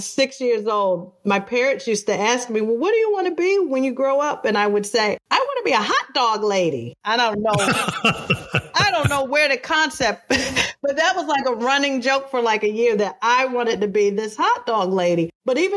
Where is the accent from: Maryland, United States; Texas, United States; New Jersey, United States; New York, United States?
Maryland, United States; Prince George's County; I was raised in Prince George's County, Maryland, which is right outside of Washington, D.C.